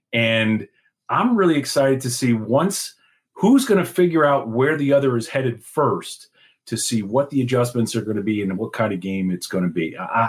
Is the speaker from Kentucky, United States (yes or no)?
no; Washingtonville, New York, United States; I'm going to speak like like we do in my hometown of Washingtonville, New York.